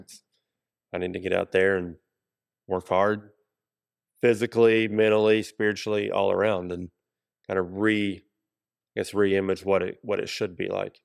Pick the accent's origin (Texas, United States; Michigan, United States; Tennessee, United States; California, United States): Tennessee, United States; Kingsport; now in Johnson City, United States; I grew up in Kingsport